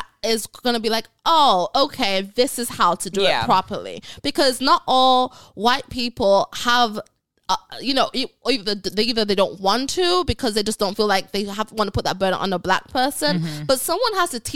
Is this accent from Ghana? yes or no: yes; Ghana; moved away; also born or lived in England / Jamaica; I was raised in Ghana around all Black people, I've been exposed to great Black culture. I'm Jamaican, I'm from England